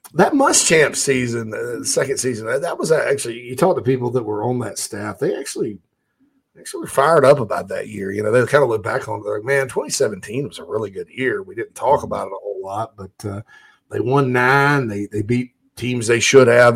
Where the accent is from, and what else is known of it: Spartanburg, South Carolina, United States; born or raised there